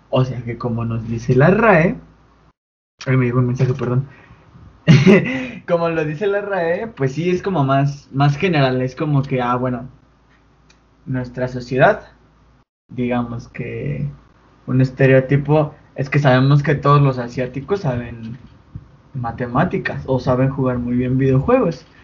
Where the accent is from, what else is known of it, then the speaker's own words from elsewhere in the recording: Mexico; soy mexicano.